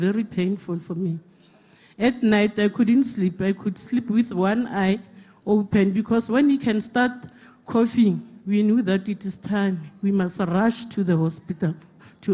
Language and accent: English; Koster, North West, South Africa; We are from Koster.